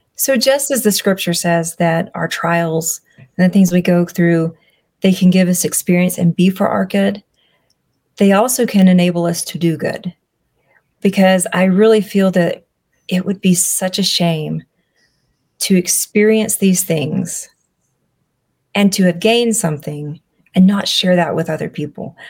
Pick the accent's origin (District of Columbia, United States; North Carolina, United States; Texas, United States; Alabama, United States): Alabama, United States; I'm from Alabama.